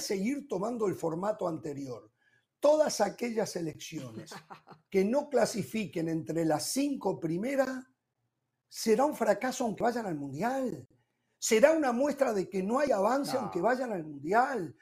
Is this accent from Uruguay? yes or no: yes; Uruguay; como uruguayo